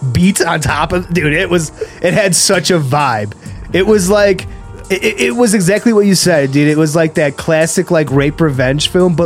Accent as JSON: {"language": "English", "town": "Rochester", "region": "New York", "country": "United States", "said": "We are Western New York. That's exactly what we're from Rochester."}